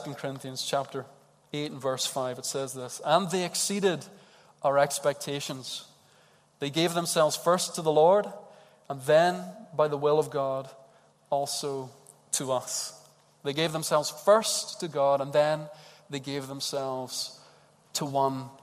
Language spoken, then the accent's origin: English; Edinburgh, Scotland, United Kingdom; Edinburgh people, as the Glaswegians call us